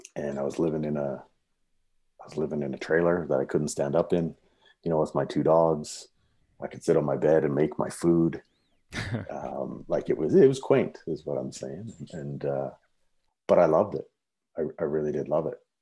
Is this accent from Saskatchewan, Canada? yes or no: yes; Saskatoon, Saskatchewan, Canada; moved away as an adult; now in Canmore, Canada; growing up in the prairies, I grew up in Saskatoon